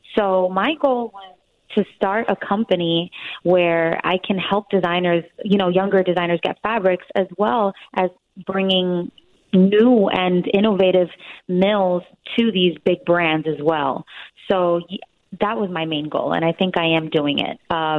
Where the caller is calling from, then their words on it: New York, United States; I'm calling from New York, and I'm 26 years old. I run a fabric agency here in Midtown, New York.